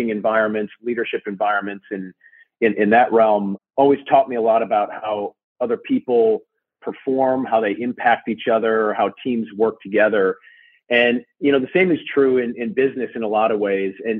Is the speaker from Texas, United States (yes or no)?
no; Minnesota, United States; now in Darien, United States; I grew up in Minnesota, a child of the 80s